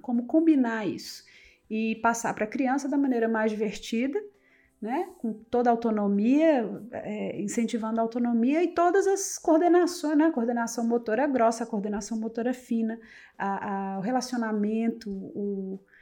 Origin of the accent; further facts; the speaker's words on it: north of Minas Gerais, Brazil; moved away as an adult; also born or lived in Montes Claros, Brazil / London, United Kingdom; Eu sou de, do norte de Minas